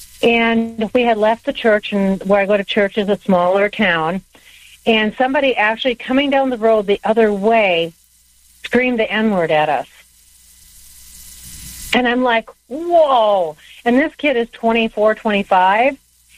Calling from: Wisconsin, United States; I'm calling from Wisconsin.

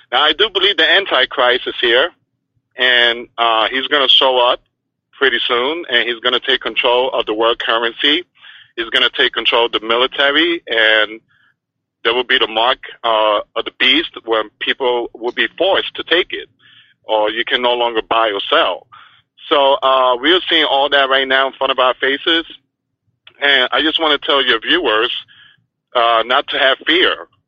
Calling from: Florida, United States; I'm calling from the state of Florida.

